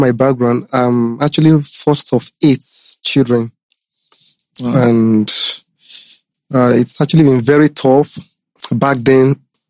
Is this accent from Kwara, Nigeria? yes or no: yes; Ilorin, Kwara, Nigeria; born there; I was born in Ilorin.